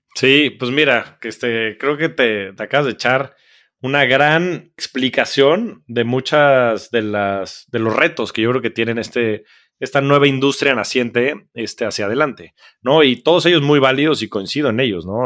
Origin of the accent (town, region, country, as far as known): Mexico